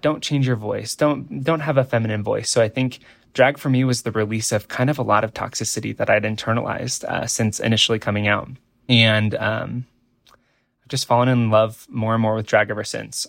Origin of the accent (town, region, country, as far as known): Nebraska, United States; born or raised there